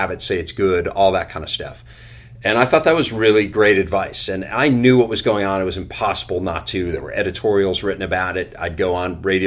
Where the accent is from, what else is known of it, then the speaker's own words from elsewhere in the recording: Chicago, Illinois, United States; growing up in Chicago, you know, we had Harry Carey and Jack Brickhouse